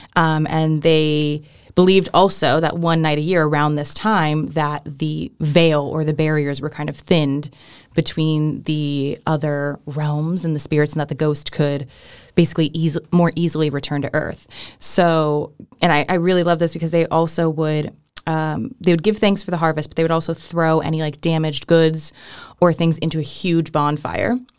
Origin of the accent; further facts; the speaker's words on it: Riverside County, Southern California, United States; I grew up in California, which is Southern California in the San Bernardino County, um, or sorry, Riverside County